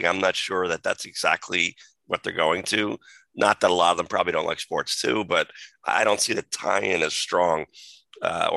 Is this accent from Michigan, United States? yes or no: no; New Jersey, United States; my home state of New Jersey